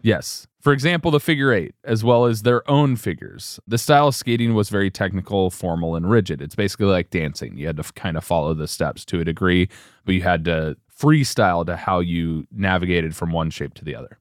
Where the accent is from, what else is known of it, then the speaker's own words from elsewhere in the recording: United States; Us Americans